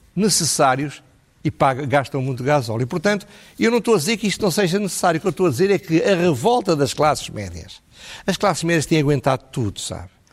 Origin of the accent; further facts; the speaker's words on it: Portugal; also born or lived in Lisbon; nós em Portugal